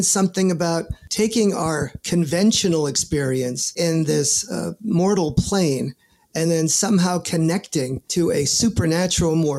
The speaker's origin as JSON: {"language": "English", "town": "New York City", "region": "New York", "country": "United States", "tie": "born or raised there", "said": "born and raised in the Bronx, New York"}